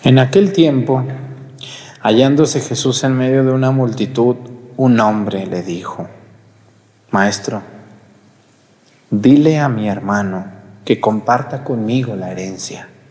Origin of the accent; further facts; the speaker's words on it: Mexticacán, Jalisco, Mexico; moved away; allá en mi pueblo, Mesticacán